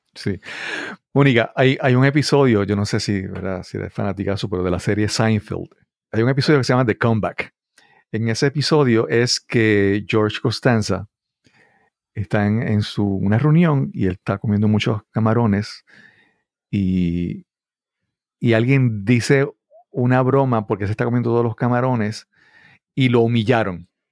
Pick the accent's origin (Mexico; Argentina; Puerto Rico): Puerto Rico